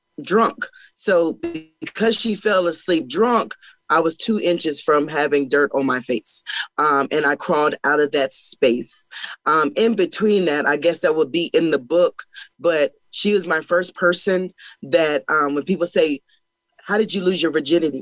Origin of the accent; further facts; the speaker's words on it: Pennsylvania, United States; I am from Pennsylvania, and I was born to a young mother